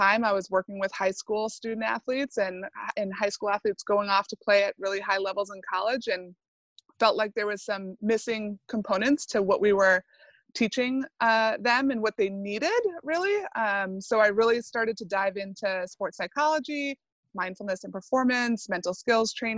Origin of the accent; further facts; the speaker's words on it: Southern Maine, United States; moved away as an adult; also born or lived in Vermont / Andover, Massachusetts; I am born and raised in Southern Maine.